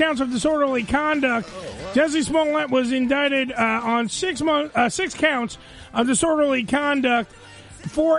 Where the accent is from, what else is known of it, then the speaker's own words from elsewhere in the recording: New York City, New York, United States; We're from Staten Island